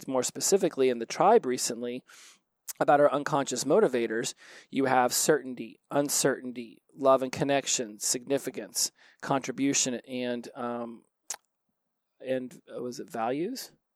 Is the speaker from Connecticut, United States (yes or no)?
no; Oklahoma, United States; I'm from Oklahoma